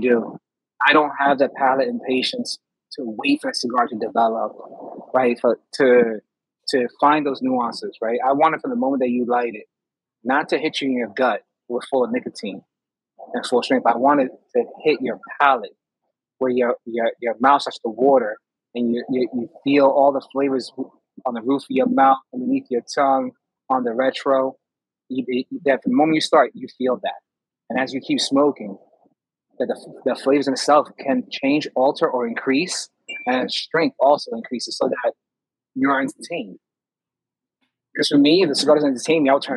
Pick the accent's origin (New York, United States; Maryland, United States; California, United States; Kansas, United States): New York, United States; also born or lived in Poconos, Pennsylvania; being a New Yorker